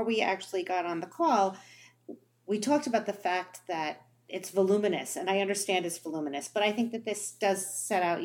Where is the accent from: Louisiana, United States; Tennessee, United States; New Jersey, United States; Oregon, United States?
New Jersey, United States; I grew up in New Jersey